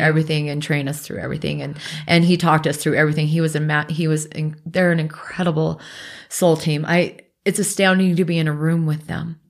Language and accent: English; Alaska, United States; moved away; also born or lived in Pacific Northwest; I grew up in Alaska and then we moved to the Northwest.